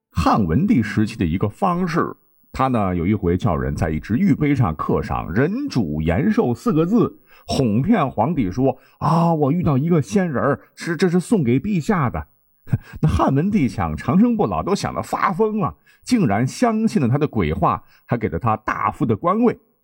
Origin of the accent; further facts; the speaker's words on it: China; 我们中国人